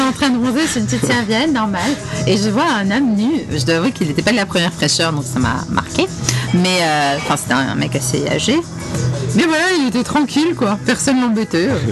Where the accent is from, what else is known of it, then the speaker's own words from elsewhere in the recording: France; je suis française